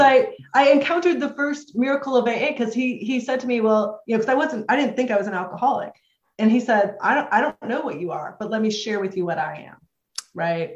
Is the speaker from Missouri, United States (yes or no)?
yes; St. Louis, Missouri, United States; also born or lived in Jacksonville, Florida; I'm from St. Louis, Missouri. My home group in St. Louis is the Nick of Time group